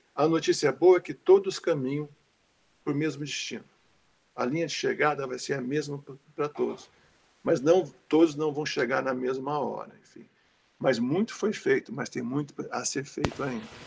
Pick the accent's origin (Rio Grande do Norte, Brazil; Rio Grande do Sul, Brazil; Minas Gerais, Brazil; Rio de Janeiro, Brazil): Rio de Janeiro, Brazil; moved away as an adult; also born or lived in São Paulo; nasci em São Paulo, é, com meses de vida, minha família se mudou para o Rio de Janeiro e eu vivi toda a minha vida até a universidade no Rio